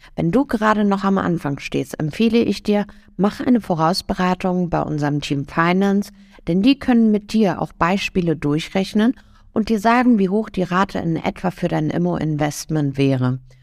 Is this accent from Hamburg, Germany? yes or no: yes; Hamburg, Germany; Ich komme ja selber aus Hamburg